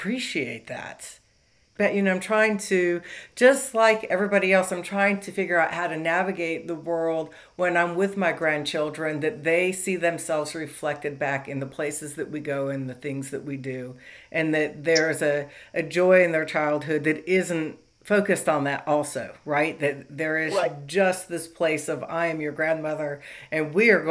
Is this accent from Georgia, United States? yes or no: no; Los Angeles, California, United States; moved away; I'm from Los Angeles originally. It was like, you know, very diverse